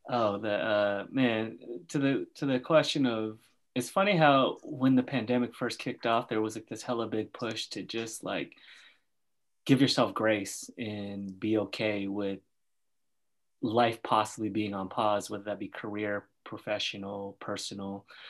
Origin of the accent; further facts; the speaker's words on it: Oakland, California, United States; Andrew and I grew up in Oakland